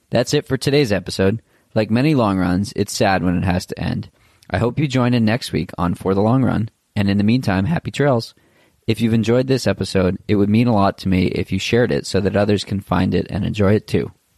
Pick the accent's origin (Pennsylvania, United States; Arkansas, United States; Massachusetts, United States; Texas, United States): Massachusetts, United States; Boston; I'm from Boston